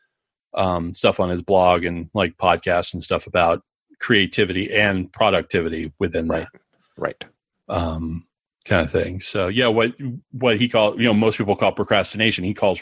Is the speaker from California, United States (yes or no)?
no; Pennsylvania, United States; moved away; also born or lived in Los Angeles; my hometown in Pennsylvania